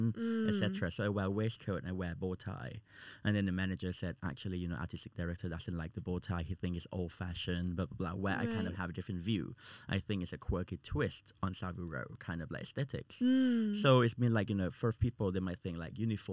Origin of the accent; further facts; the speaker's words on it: Thailand; now in United Kingdom; I'm from Thailand